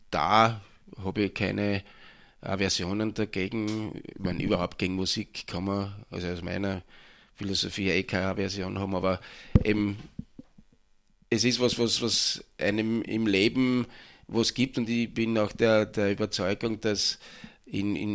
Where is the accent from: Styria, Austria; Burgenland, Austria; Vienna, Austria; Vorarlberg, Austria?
Burgenland, Austria; Mattersburg; Ich bin ursprünglich aus Mattersburg, ja.